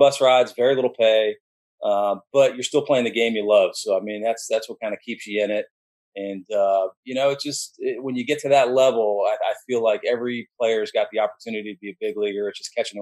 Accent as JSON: {"language": "English", "town": "Orlando", "region": "Florida", "country": "United States", "tie": "born or raised there", "also_born_or_lived": "Miami / New Orleans", "moved": "as an adult", "said": "I grew up in Orlando"}